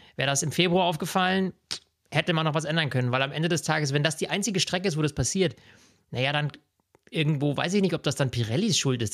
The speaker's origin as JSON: {"language": "German", "region": "Bavaria", "country": "Germany", "said": "bei uns in Bayern"}